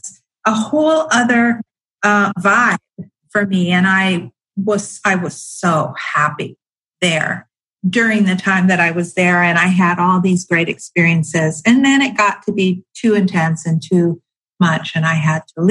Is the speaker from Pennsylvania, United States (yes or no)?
no; San Diego, California, United States; moved away as an adult; I was born in San Diego and it was a great place to move, to grow up